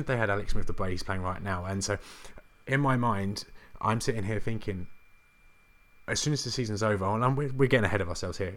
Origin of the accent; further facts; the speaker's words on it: England, United Kingdom; being English